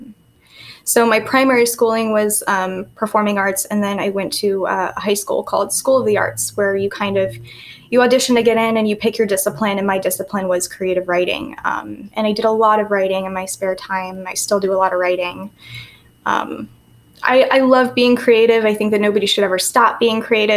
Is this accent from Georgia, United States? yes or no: no; San Francisco Bay Area, California, United States; moved away as an adult; now in Miami Beach, United States; I live in Miami Beach. I'm from the Bay Area, San Francisco Bay Area. Went to school in San Francisco